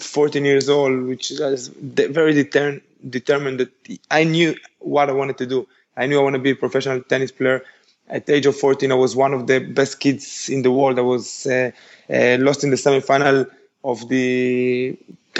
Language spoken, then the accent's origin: English; Israel; first language Spanish; English is a second language; also born or lived in Uruguay; I was born in Uruguay when I was 5. I moved to Israel with my parents